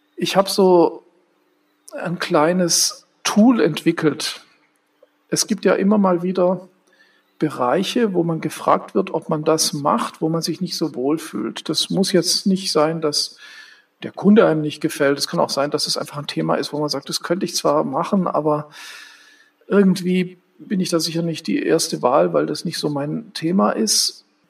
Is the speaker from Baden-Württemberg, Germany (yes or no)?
yes; Stuttgart, Baden-Württemberg, Germany; moved away as an adult; now in Berlin, Germany; Ich bin ja in Stuttgart aufgewachsen